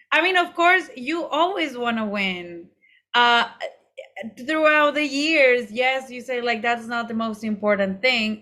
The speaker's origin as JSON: {"language": "English", "town": "Monterrey", "region": "Nuevo León", "country": "Mexico", "tie": "born or raised there", "said": "I am from Monterrey, which is, like, really close to Texas in the north."}